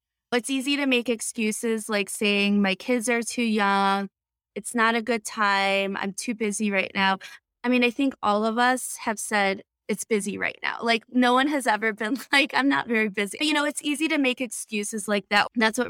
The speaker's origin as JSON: {"language": "English", "town": "Chicago", "region": "Illinois", "country": "United States", "said": "I'm from the Chicago area. My parents are in Northwest Indiana on Crown Point."}